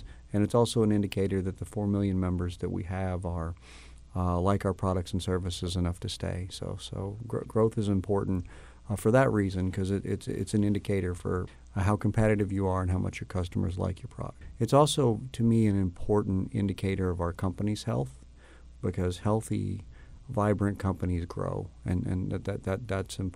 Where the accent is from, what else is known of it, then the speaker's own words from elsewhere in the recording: Louisville, Kentucky, United States; This is my hometown. I was born and raised